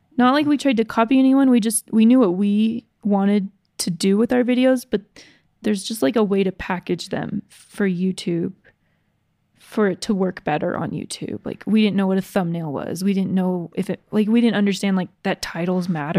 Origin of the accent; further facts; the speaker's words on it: Georgia, United States; I grew up in Georgia